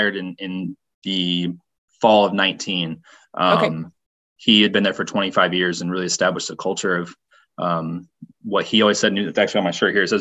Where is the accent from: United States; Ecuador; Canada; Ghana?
United States; Indianapolis, Indiana; I grew up in the Indianapolis area